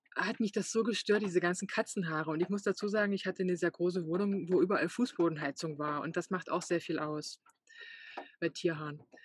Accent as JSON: {"language": "German", "region": "Saxony", "country": "Germany", "moved": "yes", "said": "ich komme ja auch aus Sachsen"}